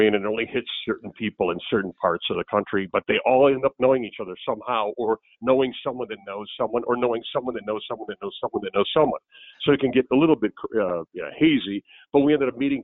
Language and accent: English; Cleveland, Ohio, United States; also born or lived in Akron, Ohio; I grew up in Cleveland